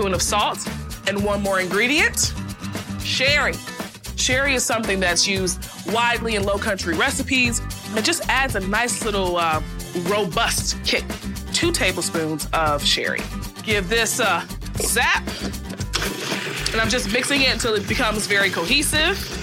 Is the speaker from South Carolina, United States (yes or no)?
yes; Charleston, South Carolina, United States; I'm hosting a dinner for my new Gullet Supper Club right here in my hometown of Charleston